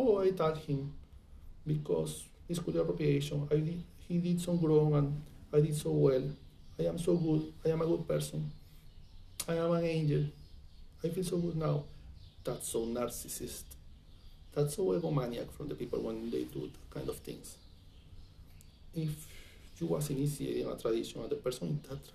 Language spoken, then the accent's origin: English; Venezuela; English is a second language; moved away; I come from Venezuela